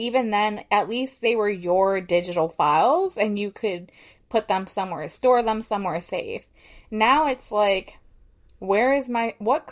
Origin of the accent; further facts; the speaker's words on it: Illinois, United States; when I was growing up in Illinois